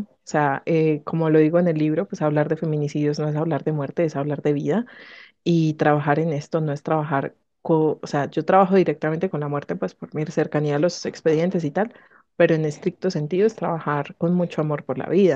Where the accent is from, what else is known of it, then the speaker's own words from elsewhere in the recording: Colombia; quiero seguir aquí en, en mi país trabajando para, para las víctimas